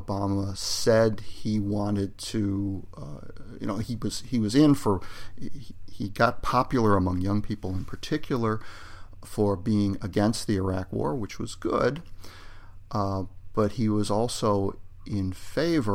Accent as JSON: {"language": "English", "country": "United States", "said": "I'm an American"}